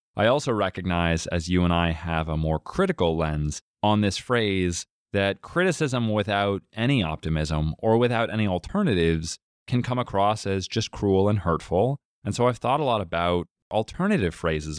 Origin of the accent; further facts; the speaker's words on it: Massachusetts, United States; you and I growing up in Ohio and Massachusetts, respectively